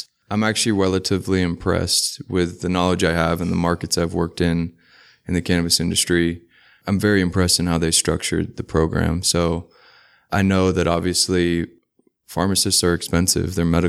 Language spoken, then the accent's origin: English; Kingston, Surrey, Jamaica; now in Seattle, United States; So I'm originally from Kingston, Jamaica, but I moved to Seattle when I was relatively young. And I basically would consider myself from Seattle, but from Jamaica.